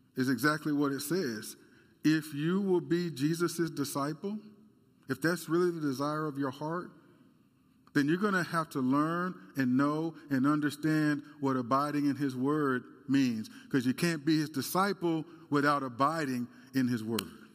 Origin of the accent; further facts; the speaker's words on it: United States; As Americans